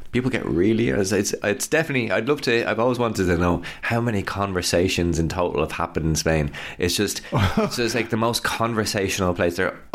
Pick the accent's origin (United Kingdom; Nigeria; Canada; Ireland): Ireland; as an Irish person